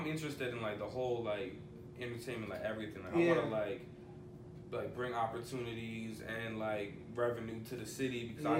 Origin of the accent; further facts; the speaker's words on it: California, United States; We gotta, like, we're from Cali, but we gotta go to Ohio to fuck with these dudes.